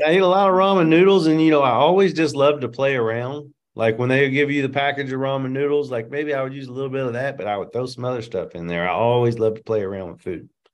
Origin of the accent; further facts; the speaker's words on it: Louisville, Kentucky, United States; I was born and raised in Louisville